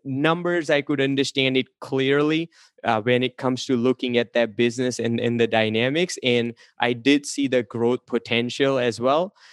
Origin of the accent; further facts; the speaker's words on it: India; English is a second language; moved away; originally, I'm an immigrant from India. I came here. I was not speaking a word of English